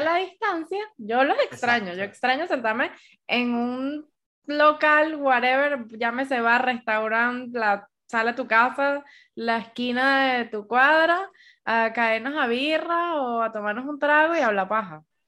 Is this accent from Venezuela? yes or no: yes; Caracas, Capital District, Venezuela; moved away as an adult; now in Bogotá, Colombia; somos cuatro amigas y las cuatro somos venezolanas, pero, por ejemplo, ninguna de ellas es de Caracas.